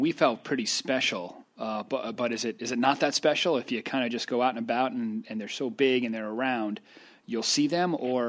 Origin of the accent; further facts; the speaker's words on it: East Coast, United States; I'm from the East Coast here